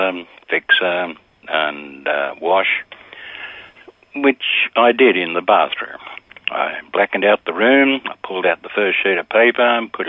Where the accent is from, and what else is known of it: Sydney, New South Wales, Australia; born or raised there